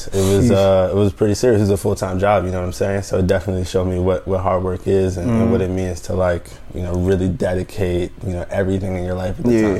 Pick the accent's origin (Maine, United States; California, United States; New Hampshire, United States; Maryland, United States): Maryland, United States; also born or lived in Ohio; I'm from Maryland, so to live in Ohio for the 3 years that I was there, ended up graduating from UMBC in Maryland.